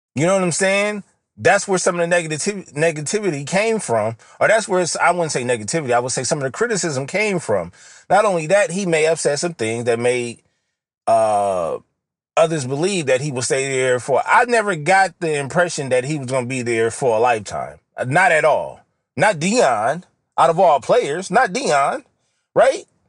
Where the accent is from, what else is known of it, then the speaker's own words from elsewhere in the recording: West Coast, United States; accent: West Coast; my Western, Southern accent comes out. My West Coast accent comes out.